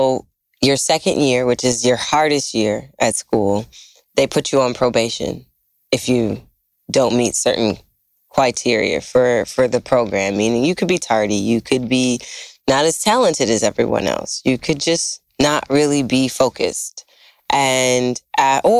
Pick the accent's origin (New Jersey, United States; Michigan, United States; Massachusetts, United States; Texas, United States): Michigan, United States; Detroit; now in Los Angeles, United States; I am from Detroit.